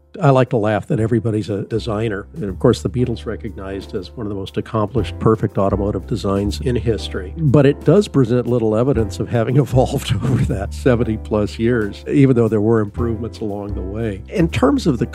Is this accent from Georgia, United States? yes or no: no; Los Angeles, California, United States; I grew up in Los Angeles